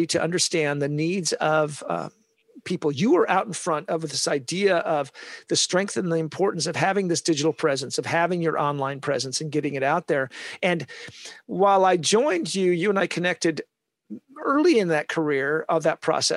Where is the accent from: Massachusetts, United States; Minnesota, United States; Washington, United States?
Washington, United States; Olympia; moved away; also born or lived in San Diego, California; I'm from Olympia, Washington.